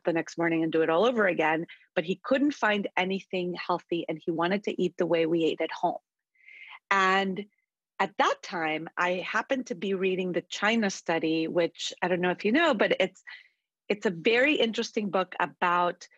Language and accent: English; Costa Rica; now in United States; we grew up in Costa Rica eating very healthy food